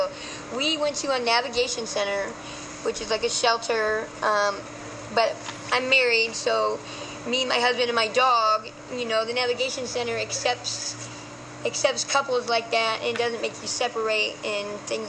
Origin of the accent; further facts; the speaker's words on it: Ohio, United States; now in San Francisco, United States; No, I'm originally from Ohio.